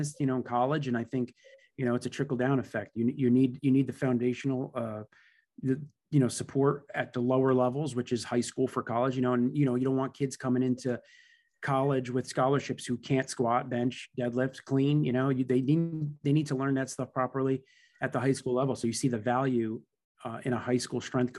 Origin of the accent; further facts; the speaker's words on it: Newark, New Jersey, United States; I grew up in Newark, New Jersey, you know, from the majority of my life